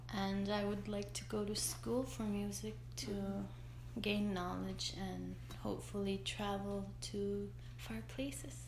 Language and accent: English; Igloolik, Nunavut, Canada; English is a second language; I was born and raised in Igloolik